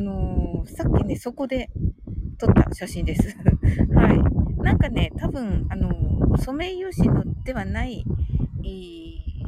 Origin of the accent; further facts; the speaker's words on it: Kumamoto, Japan; 私ね、あの、熊本生まれなのでね